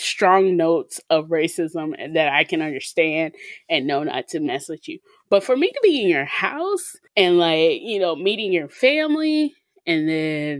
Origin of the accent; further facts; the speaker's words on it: Mississippi, United States; we're from Mississippi.